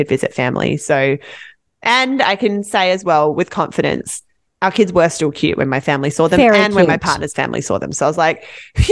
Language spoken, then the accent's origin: English; Western Australia, Australia; moved away as an adult; now in Vancouver, Canada; I'm from Western Australia